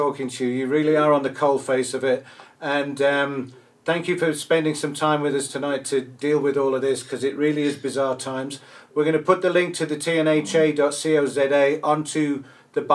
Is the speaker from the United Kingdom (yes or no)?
yes; England, United Kingdom; now in South Africa; We grew up with it in England. It was part of life in England, brewing beer